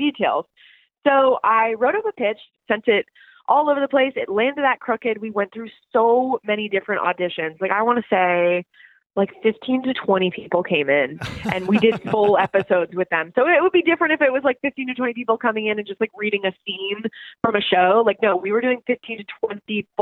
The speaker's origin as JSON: {"language": "English", "country": "Canada", "tie": "born or raised there", "said": "I was born in Canada"}